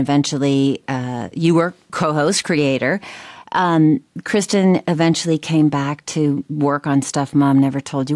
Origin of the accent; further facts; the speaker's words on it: New Hampshire, United States; growing up in New Hampshire